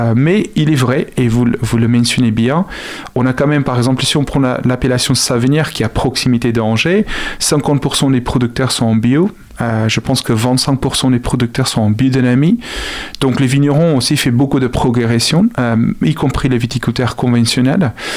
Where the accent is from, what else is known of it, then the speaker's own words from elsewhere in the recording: South Africa; French is a second language; now in France; je suis originaire d'Afrique du Sud.